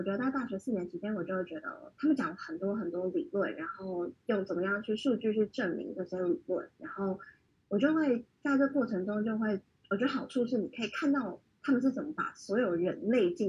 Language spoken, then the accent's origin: Chinese; Taiwan; moved away as an adult; also born or lived in Hong Kong; 我在台湾长大，然后，然后就来香港读书。